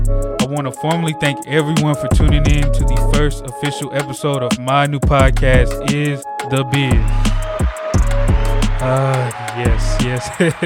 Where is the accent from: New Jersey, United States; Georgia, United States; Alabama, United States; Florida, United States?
Georgia, United States; Atlanta; I'm 21 years old. I'm from Atlanta, Georgia, born and raised.